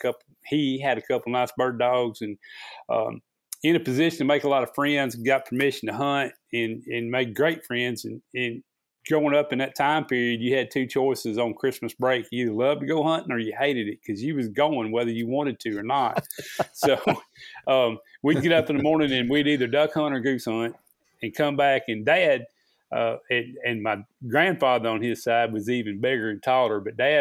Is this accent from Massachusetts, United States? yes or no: no; Rolla, Missouri, United States; born there; I was born in the Ozarks, Phelps County Hospital, Rolla, Missouri, is where it says on my birth certificate